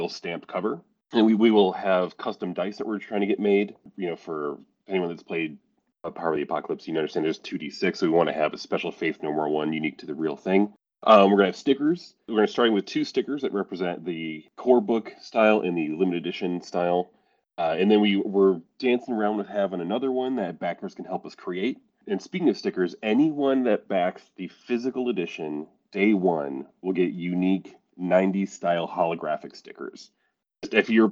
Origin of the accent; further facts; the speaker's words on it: Midwest, United States; moved away; I'm originally from the Midwest, even though I no longer live there